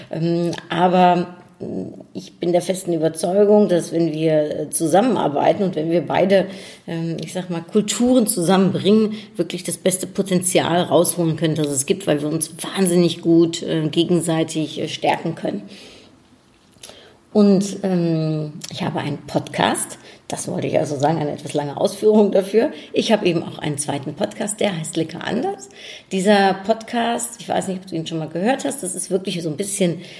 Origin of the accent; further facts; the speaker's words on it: Germany; also born or lived in Netherlands; Ich bin in den Niederlanden geboren, weiß nicht, vielleicht weißt du das gar nicht. Ich bin Niederländerin und äh, ich bin aber in Deutschland aufgewachsen seit meinem dritten Lebensjahr